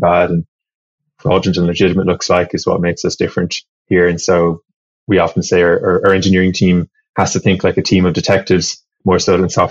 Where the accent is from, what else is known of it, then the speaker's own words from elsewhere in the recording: Ireland; now in San Francisco, United States; originally, I grew up in Ireland and studied electronic engineering